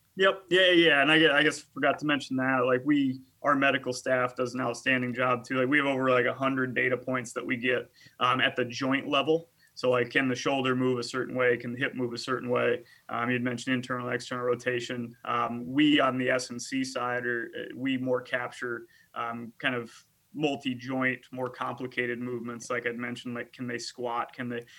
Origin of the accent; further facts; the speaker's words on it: United States; I played four years at Augustana College in my hometown